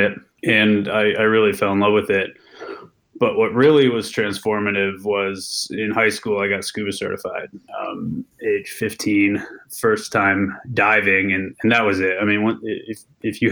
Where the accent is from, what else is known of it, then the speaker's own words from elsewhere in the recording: Maine, United States; moved away; growing up in Maine really was the catalyzing moment for being an ocean person